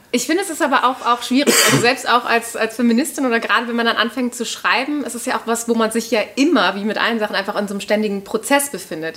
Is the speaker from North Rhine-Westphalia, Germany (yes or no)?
yes; Cologne, North Rhine-Westphalia, Germany; accent: Hochdeutsch; moved away as an adult; now in Vienna, Austria; Die haben sich dann in Köln kennengelernt. Ähm, also somit bin ich Kölnerin, aber ich spreche ja verhältnismäßig Hochdeutsch